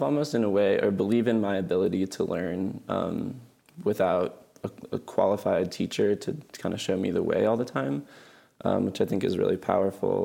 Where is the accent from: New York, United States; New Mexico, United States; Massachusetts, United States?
New Mexico, United States; Albuquerque; I'm from Albuquerque, New Mexico, and I live here still